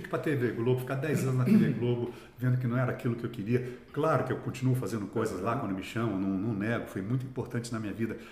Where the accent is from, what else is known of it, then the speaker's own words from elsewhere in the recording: Cambuquira, Minas Gerais, Brazil; now in São Paulo, Brazil; eu, nasci em Cambuquira